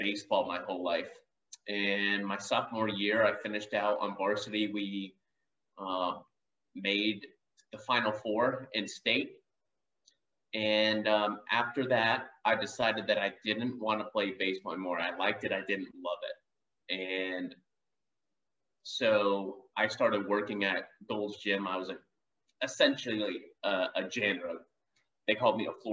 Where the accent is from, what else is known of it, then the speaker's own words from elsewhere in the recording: Georgia, United States; I grew up in Georgia.